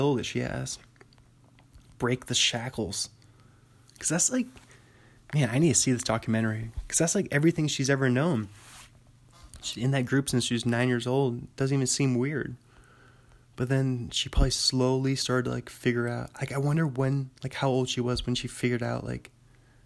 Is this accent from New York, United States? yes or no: no; Bothell, Washington, United States; my hometown, near Bothell, Washington